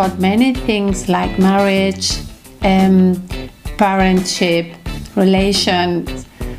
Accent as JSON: {"language": "English", "country": "Spain", "moved": "yes", "lives_now": "Germany"}